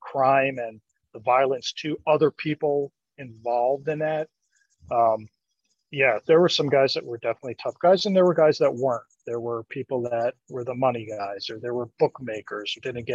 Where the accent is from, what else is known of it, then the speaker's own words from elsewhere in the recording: New Jersey, United States; I grew up in New Jersey